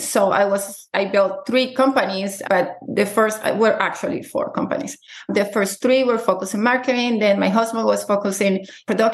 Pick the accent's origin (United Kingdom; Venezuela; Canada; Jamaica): Venezuela; moved away as an adult; now in United States; I'm originally from Venezuela.